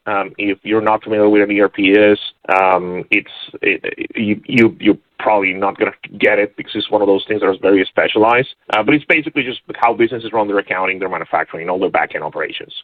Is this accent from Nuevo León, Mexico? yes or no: yes; Monterrey, Nuevo León, Mexico; moved away as an adult; also born or lived in San Diego; I was born and raised in Monterrey, Mexico